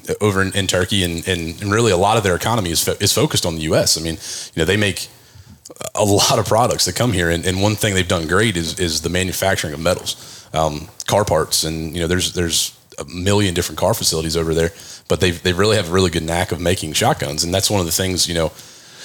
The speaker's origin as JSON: {"language": "English", "town": "Frederick", "region": "Maryland", "country": "United States", "tie": "born or raised there", "said": "into Frederick, Maryland, which is my hometown"}